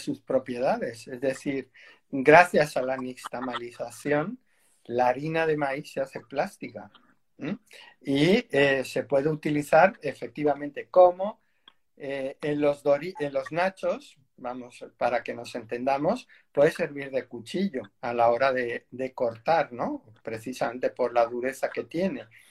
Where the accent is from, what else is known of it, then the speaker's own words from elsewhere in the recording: Spain; aquí en España